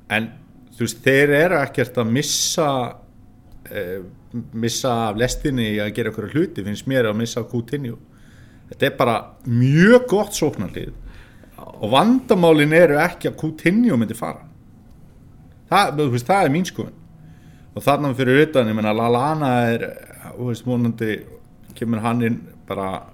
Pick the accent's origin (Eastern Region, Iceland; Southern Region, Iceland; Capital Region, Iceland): Eastern Region, Iceland; Norðfjörður; þegar ég var lítill á Norfyrir